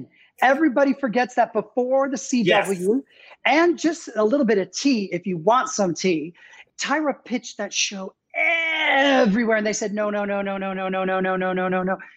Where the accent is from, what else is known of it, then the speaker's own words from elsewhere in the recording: Toronto, Ontario, Canada; moved away as an adult; now in United States; I was born in the States, but I grew up in Toronto